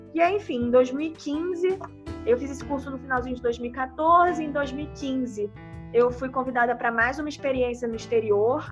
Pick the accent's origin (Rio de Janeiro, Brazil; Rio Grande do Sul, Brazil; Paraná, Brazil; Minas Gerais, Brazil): Rio de Janeiro, Brazil; moved away as an adult; now in São Paulo, Brazil; Eu tenho 30 anos, sou do Rio de Janeiro, mas desde o início desse ano eu estou morando em São Paulo